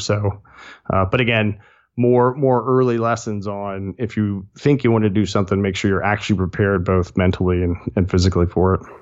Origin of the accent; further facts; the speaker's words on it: Chesterfield County, central Virginia near Richmond, United States; moved away as an adult; also born or lived in Charlottesville, Virginia; now in Blacksburg, United States; really grew up in central Virginia near Richmond, uh, just south of there.